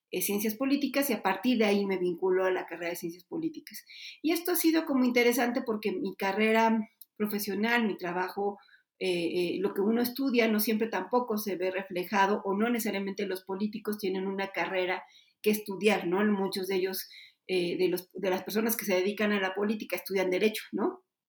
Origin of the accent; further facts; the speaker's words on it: Puebla, Mexico; En Puebla, de donde yo soy originaria